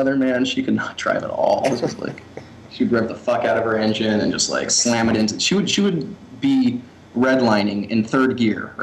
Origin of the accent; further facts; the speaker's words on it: United States; being an American